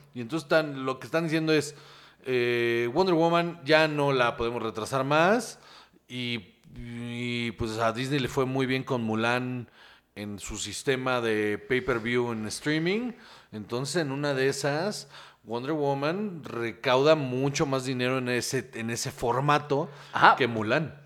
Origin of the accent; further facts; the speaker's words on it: Guaymas, Sonora, Mexico; now in Mexico City, Mexico; de donde yo soy, o sea, donde yo crecí, eh, un respeto a mi Guaymas Sonora